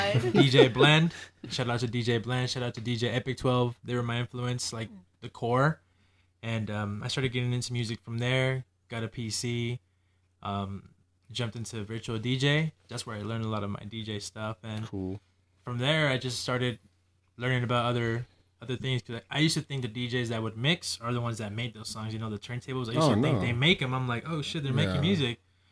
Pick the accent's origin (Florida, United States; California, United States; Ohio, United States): California, United States; Adelanto; I'm a producer from California. The exact city is Adelanto, California.